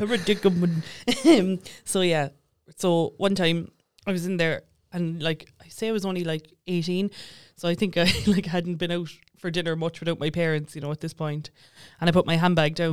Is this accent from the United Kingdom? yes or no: no; Tower, Munster, Ireland; I grew up in Tower